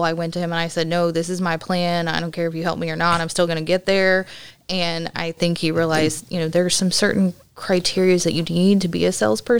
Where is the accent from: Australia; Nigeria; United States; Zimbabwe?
United States; Dallas, Texas; also born or lived in Oklahoma / Houston, Texas / League City, Texas; now in Alvin, United States; I was born in Oklahoma, grew up in Dallas. We moved here to Houston about the time I got into seventh grade. So I've been pretty much around League City, Alvin, since then.